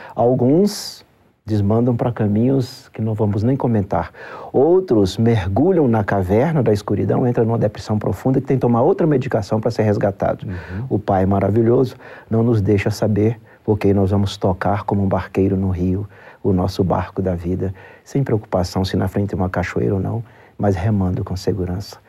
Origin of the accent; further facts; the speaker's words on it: Brazil; Como brasileiro